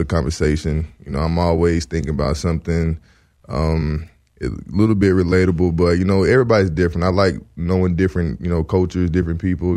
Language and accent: English; the South, United States; now in Los Angeles, United States; I'm from the South